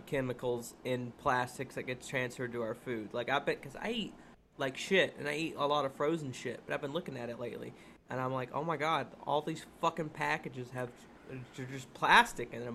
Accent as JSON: {"language": "English", "region": "Kentucky", "country": "United States", "moved": "yes", "lives_now": "Florida, United States", "said": "both from Kentucky, and we're from we're, like, thirty, forty-five minutes away from Lexington"}